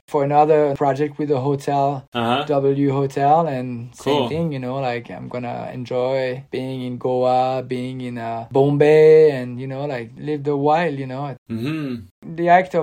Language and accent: English; Cannes, Provence-Alpes-Côte d'Azur, France; moved away as an adult; now in Normandy, France; I grew up in Cannes and I stayed my whole life there, like 35 years, mm-hmm. 36 years.